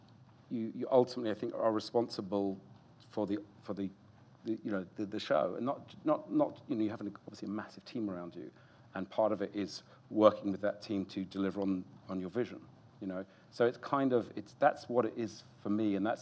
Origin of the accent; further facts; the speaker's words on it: United Kingdom; also born or lived in United States; I'm a Brit